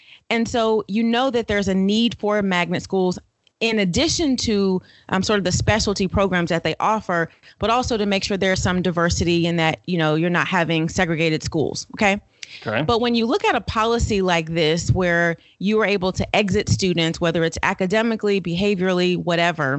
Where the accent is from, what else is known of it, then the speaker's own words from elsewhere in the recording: Florida, United States; moved away as an adult; now in Atlanta, United States; Born and raised in Florida, came to Atlanta to go to college and never went back